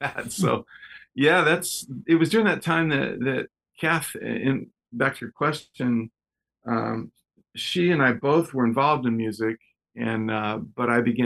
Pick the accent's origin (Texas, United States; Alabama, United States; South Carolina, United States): Texas, United States; moved away; also born or lived in Southern California; When I was just a kid, I was born in Texas